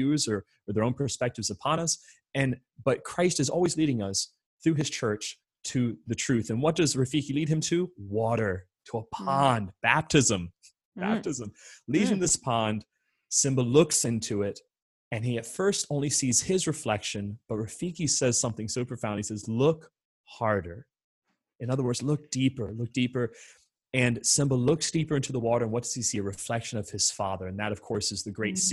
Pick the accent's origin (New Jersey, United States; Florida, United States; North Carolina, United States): Florida, United States; Orlando; I'm born and raised in the Diocese of Orlando